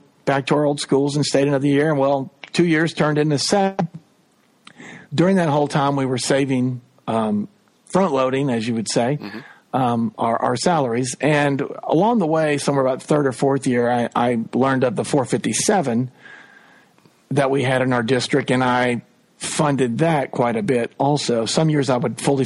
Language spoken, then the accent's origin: English; North Georgia, United States; also born or lived in Saudi Arabia / LaGrange, Georgia; I grew up in North Georgia.